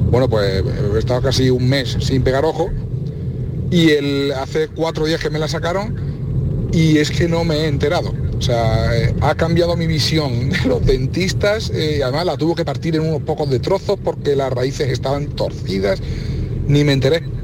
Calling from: Seville, Andalusia, Spain; Muy buenas tardes … de Sevilla.

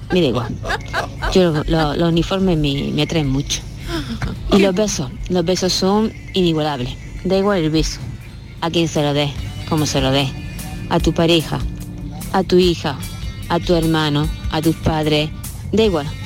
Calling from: Seville, Andalusia, Spain; Buenos días familia … de Sevilla.

